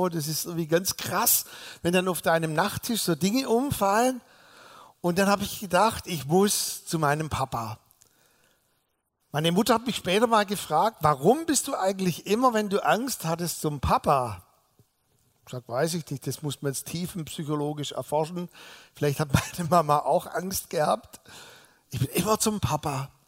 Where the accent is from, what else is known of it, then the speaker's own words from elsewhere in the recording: Balingen, Baden-Württemberg, Germany; ich bin ja nicht hier in der Gegend groß geworden, sondern im sogenannten Zollernalbkreis in Balingen, da bin ich geboren.